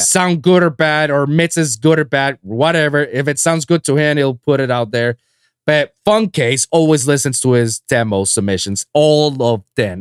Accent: Guaynabo, Puerto Rico; moved away as an adult; now in Miami, United States; I'm from Guaynabo, next to San Juan.

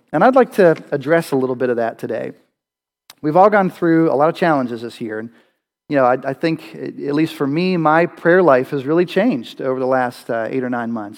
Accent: Western Pennsylvania, United States; I, I grew up in Western Pennsylvania

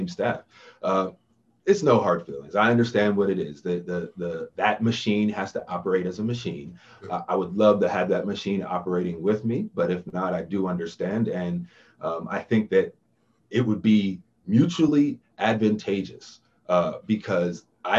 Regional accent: East Coast, United States; moved away; I grew up on the East Coast

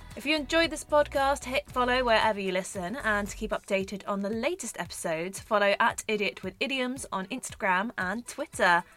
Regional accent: Southern England, United Kingdom; accent: Southern English; my accent is ridiculously Southern English

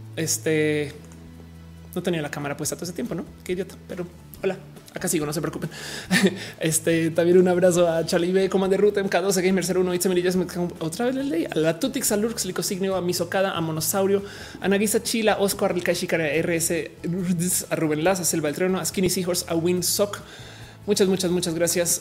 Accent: Colombia; moved away as an adult; also born or lived in United States / Australia; now in Mexico; me crié eh, en Colombia

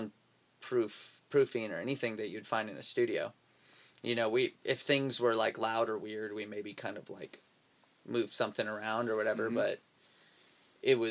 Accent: Northern California, United States; I grew up in the Northern California, like mountains, like ski area

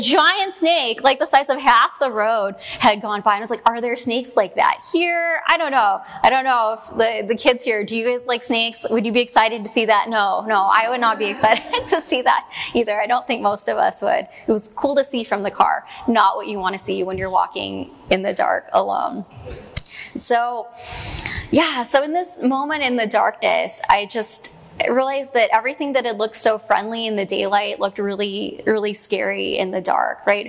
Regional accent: Mill Creek, Washington, United States; I'm actually from here, just down the street, like just down on 164th in Mill Creek

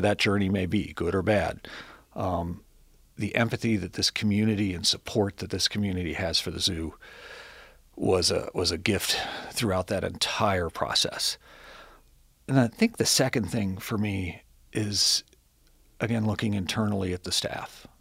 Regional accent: Cincinnati, Ohio, United States; I grew up here in Cincinnati. Um, grew up, uh, in Hyde Park

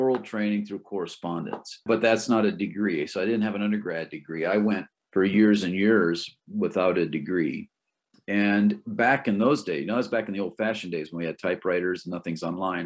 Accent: Michigan, United States; moved away as an adult; now in Maine, United States; I grew up in Michigan, but I left when I was 18, never went back. And so I've been in Maine longer than I've been anywhere else

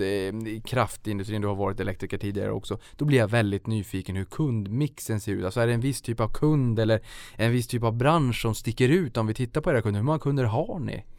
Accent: Boden, Norrbotten County, Sweden; accent: Norrbotten dialect; jag är ju uppe från Norrbotten, det kanske hörs ibland när jag drar på lite dialekt. Då, då vart det, jag kommer från Boden

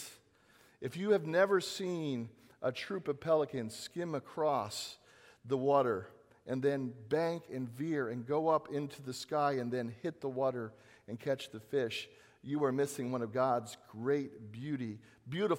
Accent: Southern California, United States; moved away; I am from Southern California

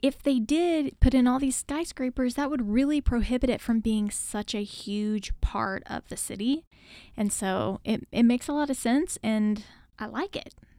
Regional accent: United States

